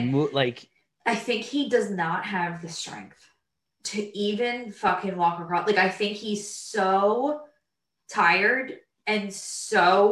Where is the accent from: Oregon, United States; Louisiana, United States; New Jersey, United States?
New Jersey, United States; Brick; also born or lived in Toms River; we grew up in Brick, but we went to high school in Tom's River